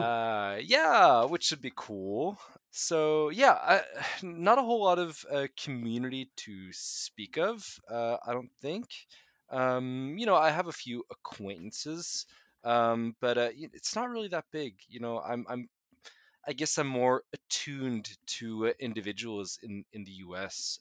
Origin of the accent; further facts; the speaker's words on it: United States; also born or lived in Norway; now in Oslo, Norway; my kind of uh, upbringing there.